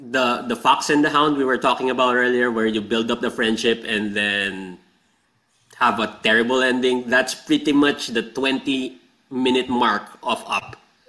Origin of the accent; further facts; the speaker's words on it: Saudi Arabia; I have to like give you a background here. I grew up in Saudi Arabia. We don't have like broadcast TV there that actually is on.